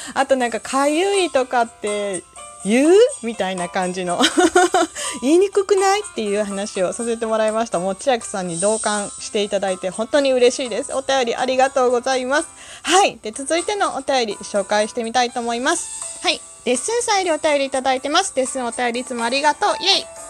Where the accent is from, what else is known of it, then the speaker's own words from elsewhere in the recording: Kansai, Japan; 私関西人